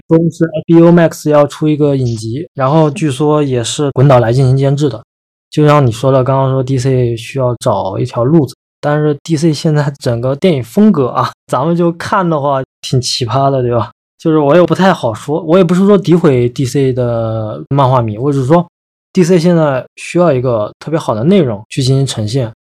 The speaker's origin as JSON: {"language": "Chinese", "country": "China", "said": "我们中国人"}